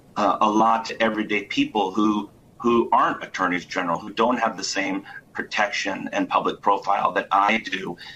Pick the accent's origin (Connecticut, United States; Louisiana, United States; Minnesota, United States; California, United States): Connecticut, United States; Hartford; I was born in Hartford, Connecticut.